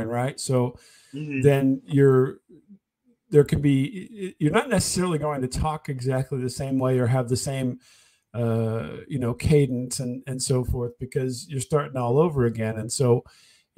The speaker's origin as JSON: {"language": "English", "region": "Illinois", "country": "United States", "said": "I'm from Illinois"}